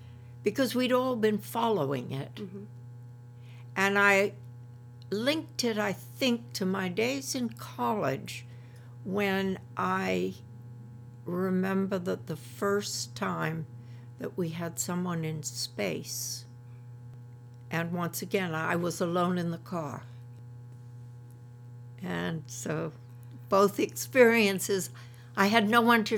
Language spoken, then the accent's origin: English; England, United Kingdom; moved away as an adult; I come from England, so my family is back there. Though I've been here for many, many years, I was an evacuee here during World War II.